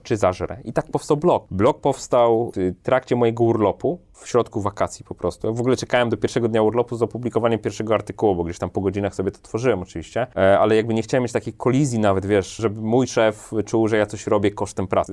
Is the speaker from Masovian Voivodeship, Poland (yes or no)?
yes; Warsaw, Masovian Voivodeship, Poland; ja od zawsze jestem z Warszawy, nie lubię się przemieszczać, w sensie urodziłem się w Warszawie, mieszkam w Warszawie